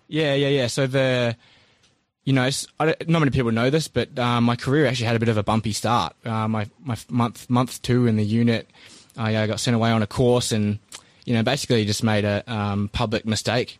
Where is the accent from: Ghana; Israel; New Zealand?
New Zealand; Christchurch, Canterbury; I was born in New Zealand and grew up in Christchurch